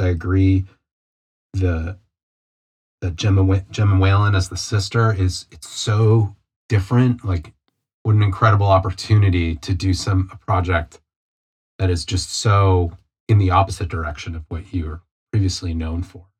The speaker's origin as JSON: {"language": "English", "country": "United States", "said": "me and you being American"}